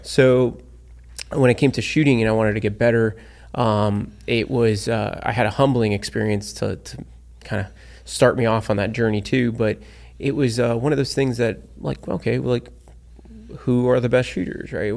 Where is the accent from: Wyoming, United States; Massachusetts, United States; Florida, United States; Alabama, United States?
Florida, United States; South; born and raised in South Florida.